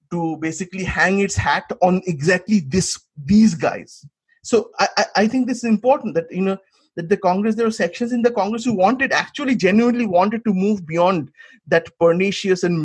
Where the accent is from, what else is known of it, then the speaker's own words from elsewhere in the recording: West Bengal, India; I come from Bengal